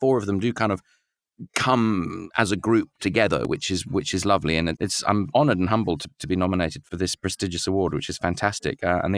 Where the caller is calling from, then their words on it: Sydney, New South Wales, Australia; I'm in Sydney, yes, with this lovely smell of smoke this morning from the bushfires, which are still raging, unfortunately, and it's pretty tragic.